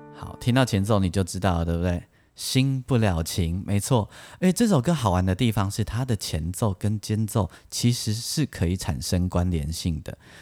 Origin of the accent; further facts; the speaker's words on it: Taiwan; 但是台湾我们台湾人把它拿来做编曲